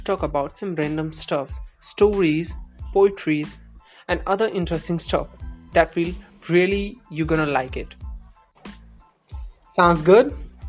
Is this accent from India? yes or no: yes; India; I'm from India.